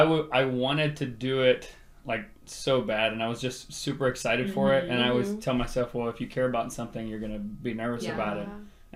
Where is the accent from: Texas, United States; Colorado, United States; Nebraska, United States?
Texas, United States; Rio Grande Valley; moved away as an adult; I'm originally from the Rio Grande Valley, and I moved over here for school